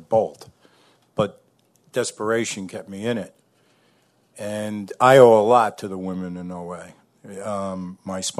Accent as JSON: {"language": "English", "town": "New Paltz", "region": "New York", "country": "United States", "said": "I'm from New Paltz, New York in the Hudson Valley."}